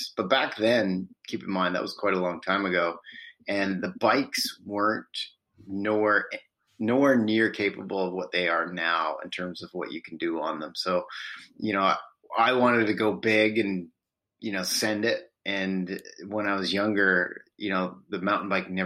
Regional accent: Parksville, British Columbia, Canada; I'm originally from Vancouver Island, British Columbia, and In all honesty, I live in the same town that I grew up

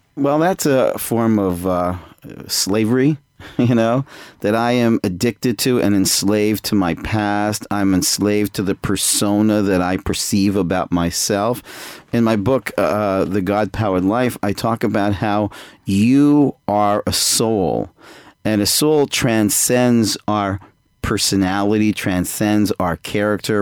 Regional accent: Toronto, Ontario, Canada; moved away as an adult; now in Jerusalem, Israel; I'm I'm originally from Canada, Toronto, uh, but I moved to I went to Israel when I was 18 and ended up staying there. So I live in Israel right now in Jerusalem

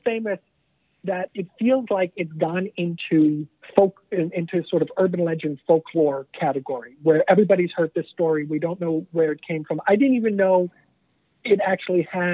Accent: Toronto, Ontario, Canada; when I was growing up in Toronto, there was an abandoned psychiatric hospital where we now teach

